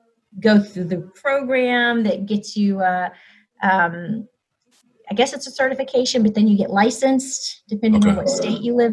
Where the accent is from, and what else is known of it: Alabama, United States; born or raised there; moved away; also born or lived in Chapel Hill, North Carolina